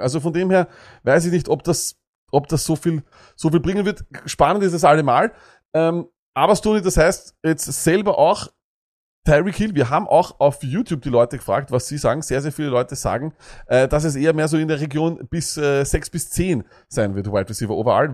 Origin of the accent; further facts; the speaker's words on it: Austria; bei uns in Österreich